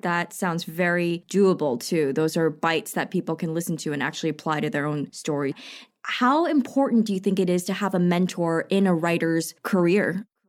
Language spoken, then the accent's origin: English; New York, United States; I'm also from New York